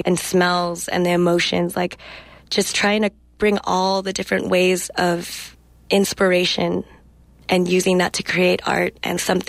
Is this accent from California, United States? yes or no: yes; Salinas, California, United States; first language English; I was born and raised in Salinas, California, which is heart and center of agriculture in California